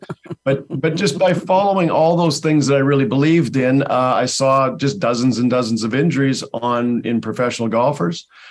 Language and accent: English; Langley, British Columbia, Canada; I'm from Langley, B C, Canada